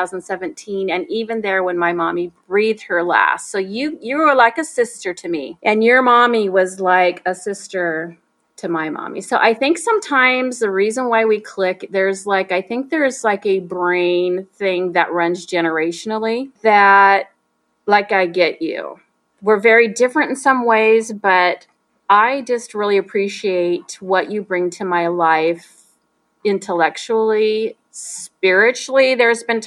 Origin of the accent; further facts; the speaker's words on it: Salem, Oregon, United States; now in Wesley Chapel, United States; We grew up both in Salem, Oregon